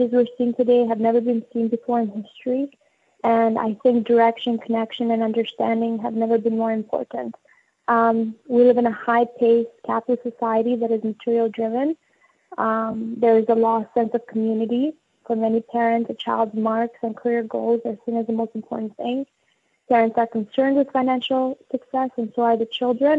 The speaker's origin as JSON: {"language": "English", "country": "Albania", "tie": "born or raised there", "moved": "yes", "lives_now": "Canada", "said": "growing up in Albania as well as coming here"}